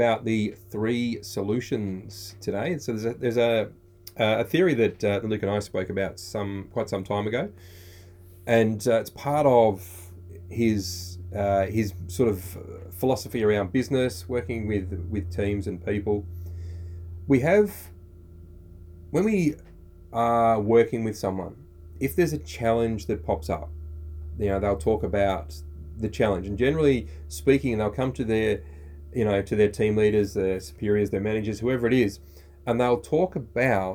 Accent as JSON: {"language": "English", "country": "Australia"}